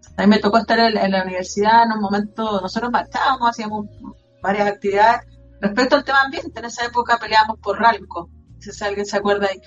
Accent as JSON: {"language": "Spanish", "region": "Antofagasta", "country": "Chile", "said": "Soy mm, de Antofagasta"}